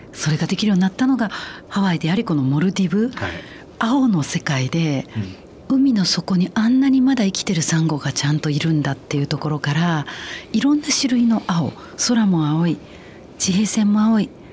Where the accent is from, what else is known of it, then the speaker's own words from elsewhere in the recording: Osaka, Japan; moved away as an adult; also born or lived in Jeju, South Korea; now in Tokyo, Japan; 大阪の生野区の鶴橋